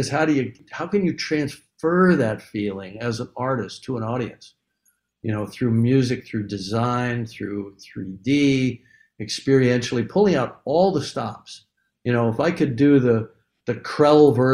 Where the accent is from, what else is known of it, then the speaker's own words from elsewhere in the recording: Canada; I'm white. I'm Canadian